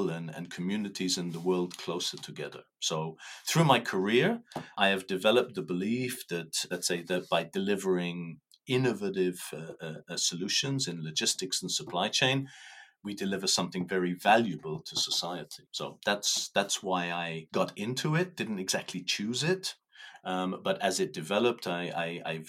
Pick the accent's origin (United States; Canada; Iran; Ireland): Ireland; moved away as an adult; now in Luxembourg; I am Irish, 58 years old, married with 5 children. And living in Luxembourg for the last 16 years.